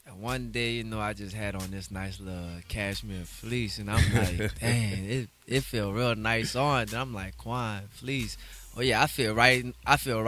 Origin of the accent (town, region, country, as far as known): New Orleans, Louisiana, United States; born or raised there